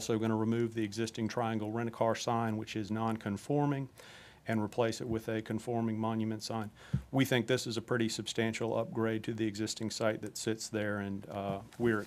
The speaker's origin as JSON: {"language": "English", "town": "Norfolk", "region": "Virginia", "country": "United States", "tie": "born or raised there", "said": "I grew up on Armster Bridge Road in West Ghent, and I only mention that because I grew up playing Little League at Bluebird Park"}